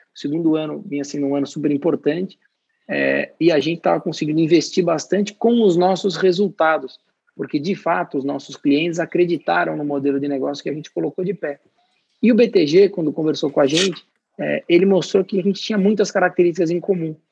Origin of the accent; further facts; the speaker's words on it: Brazil; como brasileiro